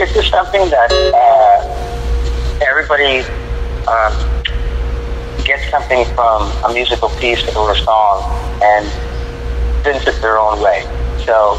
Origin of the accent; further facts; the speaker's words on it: Los Angeles, California, United States; I was born and raised here in Los Angeles and LA, California